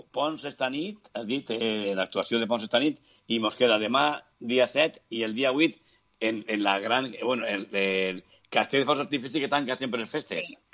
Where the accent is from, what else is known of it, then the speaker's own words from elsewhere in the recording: Faura, Valencian Community, Spain; jo soc de la Fara de la Baronia